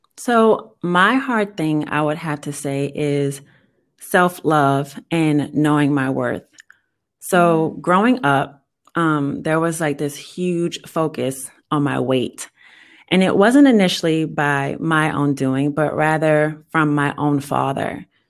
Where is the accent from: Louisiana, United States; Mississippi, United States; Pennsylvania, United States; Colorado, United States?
Louisiana, United States; New Orleans; moved away as an adult; now in Texas, United States; I was born and raised in New Orleans